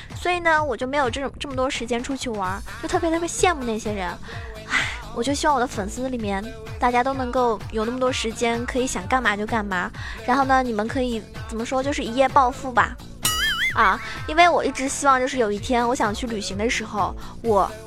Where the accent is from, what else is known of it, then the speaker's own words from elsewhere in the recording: Zhejiang, China; 我是浙江人